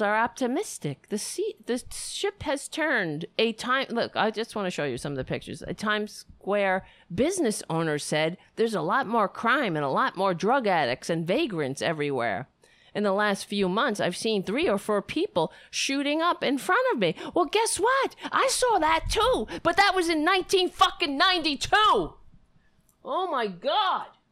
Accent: New York City, New York, United States; I'm from New York

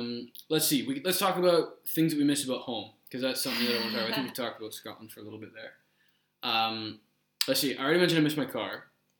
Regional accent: Toronto, Ontario, Canada; moved away; I'm from Toronto.

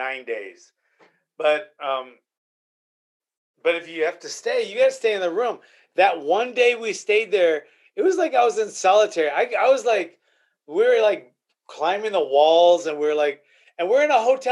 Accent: Arroyo Grande, California, United States; I'm like from Arroyo Grande?

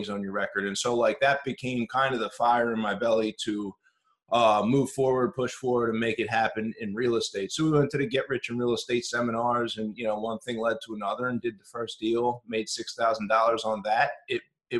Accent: Philadelphia, Pennsylvania, United States; now in Chicago, United States; I'm originally from Philadelphia

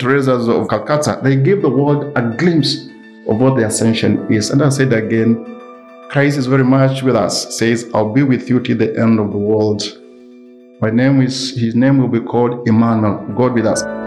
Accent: Kenya; I come from a different culture, and I'm, I'm an African, I'm a Kenyan

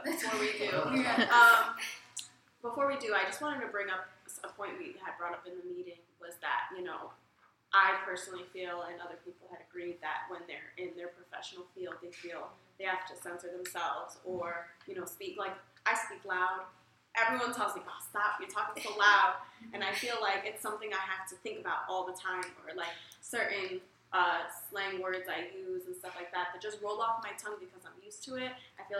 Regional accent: United States; but I'm American and I'm a college student and I'm all these other things and I'm not just this.

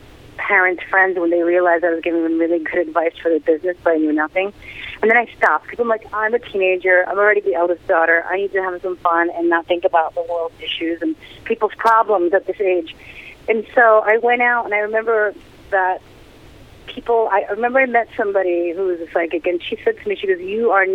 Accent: New York City, New York, United States; moved away as an adult; now in Pennsylvania, United States; I am such a New Yorker. I grew up in Queens

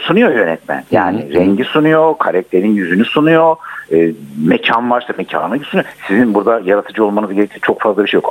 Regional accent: Gaziantep, Turkey; Bizim Antep'te kocaman iki tane pasaj vardı o zaman

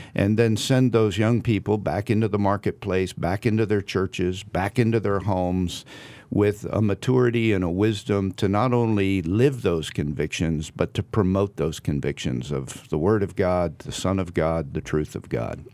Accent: Southern New Jersey, United States; moved away as an adult; also born or lived in New England / Virginia; now in California, United States; I grew up in Southern New Jersey.

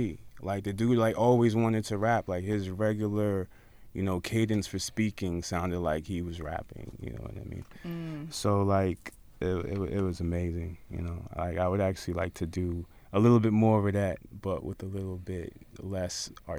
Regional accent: New York City, New York, United States; I'm excited to rock my hometown

